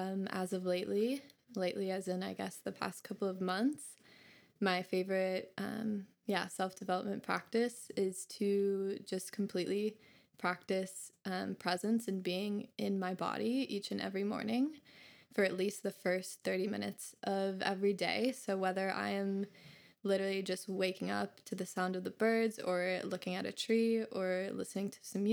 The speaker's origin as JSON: {"language": "English", "region": "Minnesota", "country": "United States", "also_born_or_lived": "Bali / Kauai", "moved": "as an adult", "said": "as Chloe said. I'm originally from Minnesota and yeah, moved away last year"}